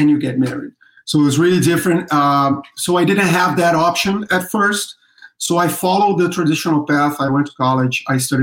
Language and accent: English; Rio de Janeiro, Brazil; moved away; I was born in Brazil, in Rio de Janeiro, Brazil